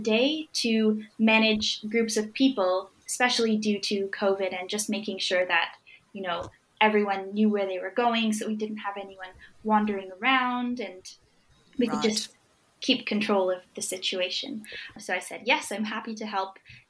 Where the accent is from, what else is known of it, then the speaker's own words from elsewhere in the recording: Toronto, Ontario, Canada; moved away as an adult; now in Kingston, Canada; I'm from Toronto, and I only just moved to Kingston on September 1st. So it's been 1 month.